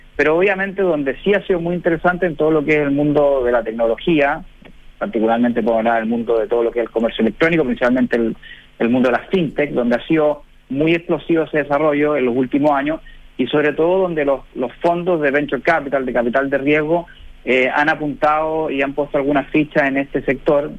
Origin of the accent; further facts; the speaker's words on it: Chile; moved away as an adult; now in United States; yo estoy radicado en, Estados Unidos, eh, yo soy chileno